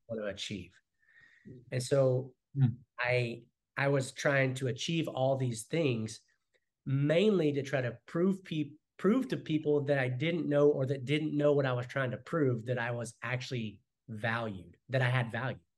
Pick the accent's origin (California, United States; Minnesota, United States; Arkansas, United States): Arkansas, United States; also born or lived in North Carolina / Texas; now in Keller, United States; I'm originally from Arkansas